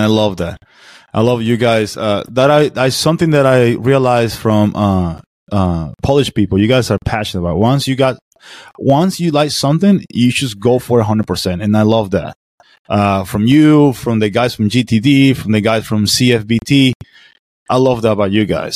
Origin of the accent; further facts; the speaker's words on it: Venezuela; now in Florida, United States; I'm American, I'm a Venezuelan too. So I got mix of two cultures